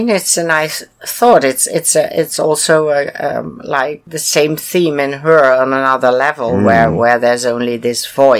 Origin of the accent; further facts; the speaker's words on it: United Kingdom; Yeah, of course I do. I'm British, don't you hear?